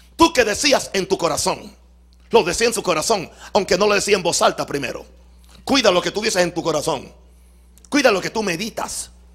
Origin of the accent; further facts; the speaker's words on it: Puerto Rico; mi mamá me parió en Puerto Rico?